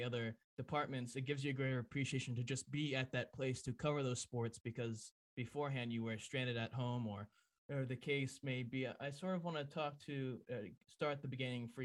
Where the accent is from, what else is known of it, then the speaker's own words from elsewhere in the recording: South Kingstown, Rhode Island, United States; growing up in South Kingstown, when I went to South Kingstown High School